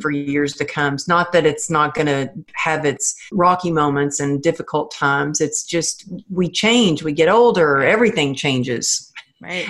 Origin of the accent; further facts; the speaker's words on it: Texas, United States; moved away; my family in Texas, they're old school I mean, I come from the Bible Belt